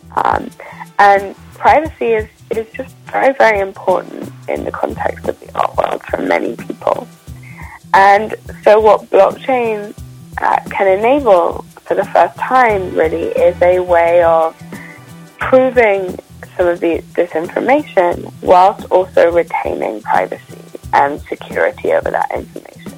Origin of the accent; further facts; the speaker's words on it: United Kingdom; now in London, United Kingdom; originally, I'm from just outside of London. I grew up in a, um, a, a, small town a couple of hours away, um, but London is home for me